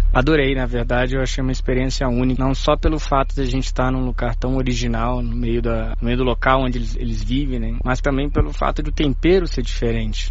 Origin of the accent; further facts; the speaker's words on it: Brazil; moved away as an adult; now in Beijing, China; eu sou brasileiro